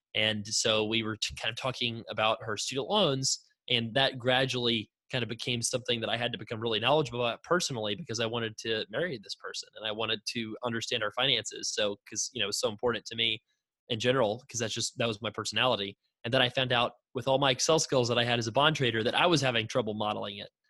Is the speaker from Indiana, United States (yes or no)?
no; Florida, United States; I was born in Florida.